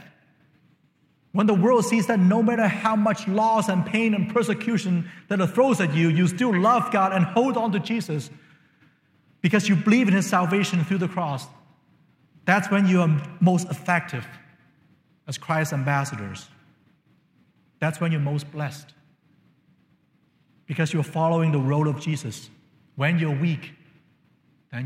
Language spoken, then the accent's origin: English; China; moved away; When I was growing up in China